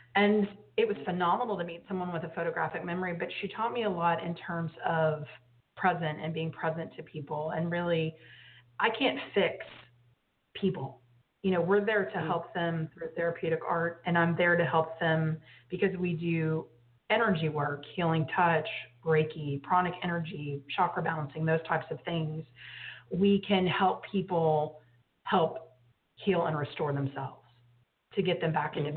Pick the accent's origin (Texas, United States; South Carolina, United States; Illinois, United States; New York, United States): Texas, United States; I grew up in Texas